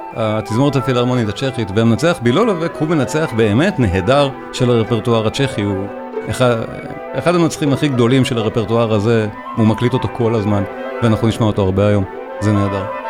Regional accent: Israel; אנחנו יודעים אותו כישראלים

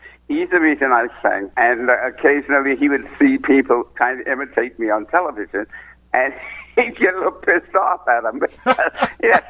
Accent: San Francisco, California, United States; also born or lived in Texas / England / Germany; I was raised in San Francisco

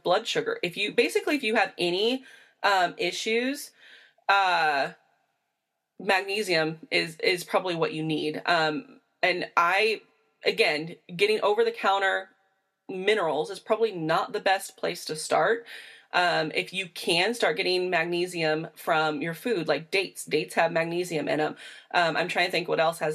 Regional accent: Indiana, United States; where I come from in Indiana

